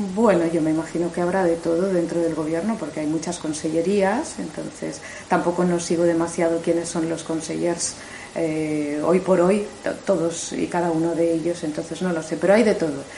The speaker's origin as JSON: {"language": "Spanish", "area": "Mallorca", "region": "Balearic Islands", "country": "Spain", "said": "como mallorquina"}